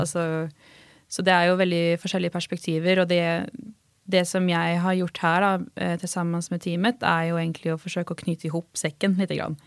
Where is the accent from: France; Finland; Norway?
Norway; Halden, Østfold; som norrman och eh, från Halden